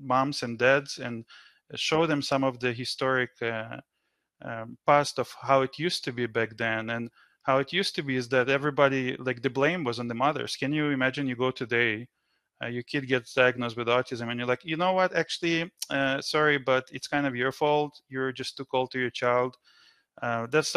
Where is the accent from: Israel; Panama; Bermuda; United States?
Israel; now in Canada; I grew up in Israel. I've been in Canada for over 20 years now